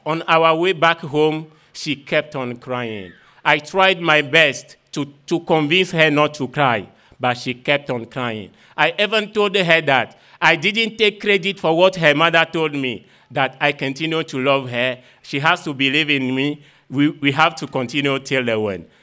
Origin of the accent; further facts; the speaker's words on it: Vogan, Maritime, Togo; I am from Vogan village situated in uh, the south of Togo